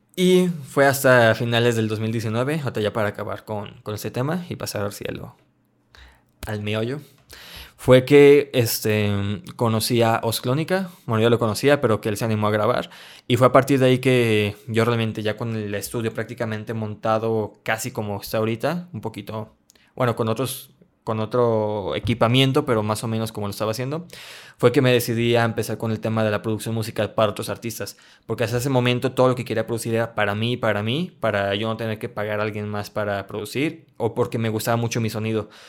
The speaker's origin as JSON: {"language": "Spanish", "town": "León", "region": "Guanajuato", "country": "Mexico", "said": "yo soy de León, Guanajuato, México"}